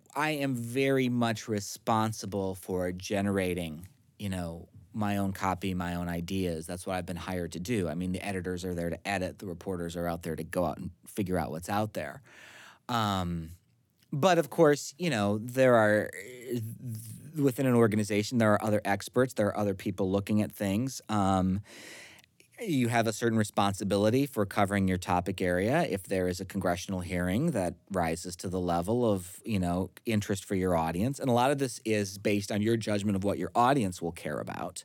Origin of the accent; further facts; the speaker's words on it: central Minnesota, United States; My hometown at the time had about four hundred and forty people